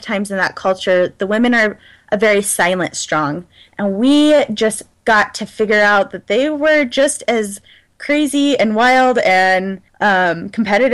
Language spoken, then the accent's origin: English; United States; as an American